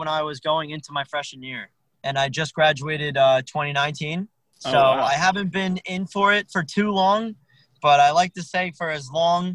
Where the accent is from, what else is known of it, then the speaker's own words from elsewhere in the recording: Hackensack, New Jersey, United States; also born or lived in Middletown, New Jersey; I've born and raised here. I was born in Hackensack, New Jersey, and I've always been around the area